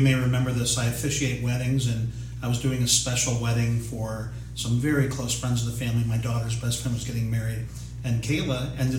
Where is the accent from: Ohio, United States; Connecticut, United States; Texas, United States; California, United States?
Ohio, United States; Canton; I grew up in Canton, Ohio